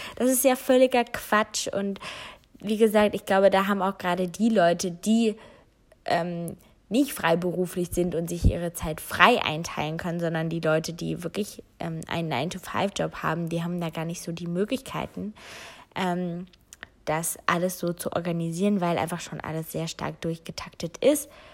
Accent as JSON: {"language": "German", "country": "Germany", "also_born_or_lived": "North Rhine-Westphalia", "said": "hier bei uns in Deutschland"}